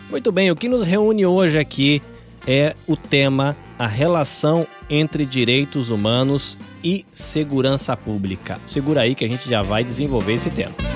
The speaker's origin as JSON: {"language": "Portuguese", "region": "interior of São Paulo", "country": "Brazil", "tie": "born or raised there", "also_born_or_lived": "Salvador, Bahia", "moved": "yes", "said": "Apesar de nascido em Salvador, eu cresci no interior de São Paulo"}